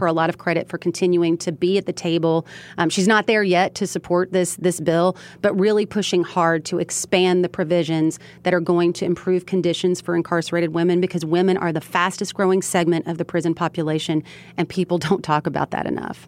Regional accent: Elizabethtown, Kentucky, United States; my hometown of Elizabethtown, Kentucky.

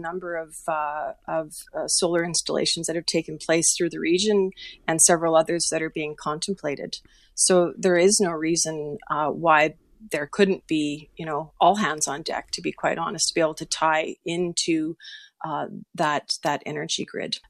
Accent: Saskatchewan, Canada; moved away; also born or lived in Sturgeon County, Alberta; I'm from Saskatchewan originally, so I've got family back there

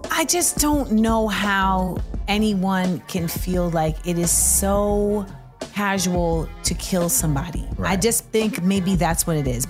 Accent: Orlando, Florida, United States; I'm from Orlando.

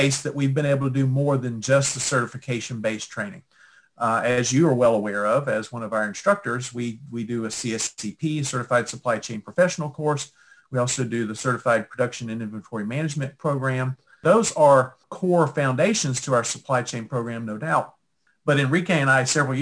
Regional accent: Houston, Texas, United States; moved away as an adult; also born or lived in Knoxville, Tennessee / Auburn, Alabama; now in Chattanooga, United States; I'm originally from Texas. I grew up in the Houston area

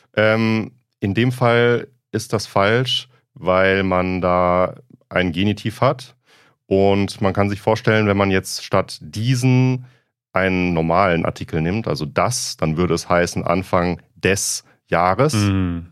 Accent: southwestern Germany, Germany; aus meiner Heimat, aus dem äh, südwestdeutschen Raum

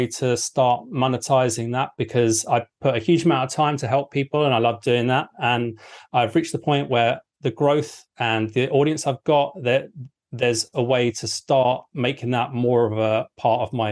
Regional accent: England, United Kingdom; I'm English.

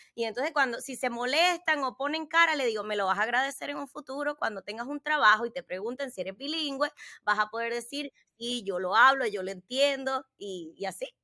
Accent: Puerto Rico; now in United States; crecí en Puerto Rico y me sentía igual cubana que puertorriqueña

